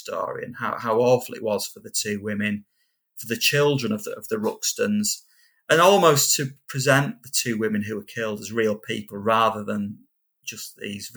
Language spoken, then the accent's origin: English; Kendal, North West England, United Kingdom; accent: Kendal; my Kendall accent